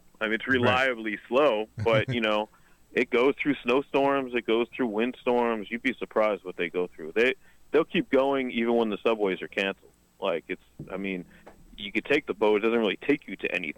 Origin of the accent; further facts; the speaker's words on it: New York City, New York, United States; growing up on Staten Island